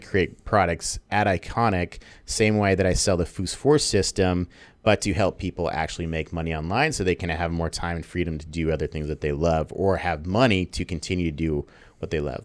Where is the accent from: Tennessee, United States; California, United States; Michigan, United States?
California, United States; San Diego; also born or lived in Los Angeles; now in Bali, Indonesia; I'm from San Diego. Lived there for eight years